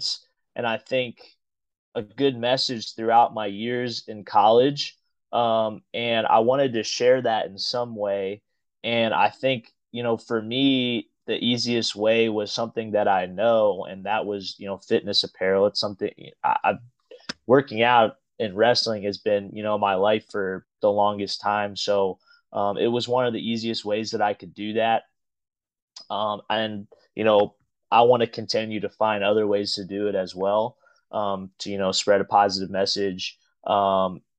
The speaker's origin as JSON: {"language": "English", "town": "Evansville", "region": "Indiana", "country": "United States", "tie": "born or raised there", "said": "I grew up in Evansville, Indiana"}